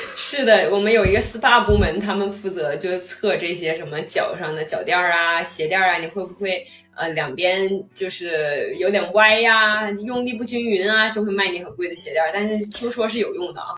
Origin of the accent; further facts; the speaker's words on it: China; 我们中国人就是比较谨慎嘛